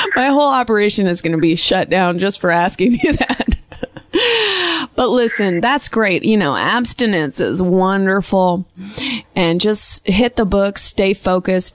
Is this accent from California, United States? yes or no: yes; Bay Area, California, United States; now in Los Angeles, United States; It's my hometown.